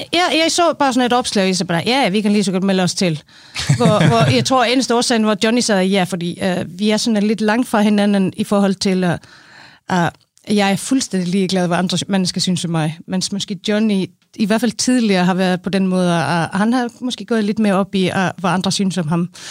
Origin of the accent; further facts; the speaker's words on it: Iceland; Danish is a second language; moved away as an adult; now in Denmark; jeg er en islænding, 45, flyttede til Danmark for 12 år siden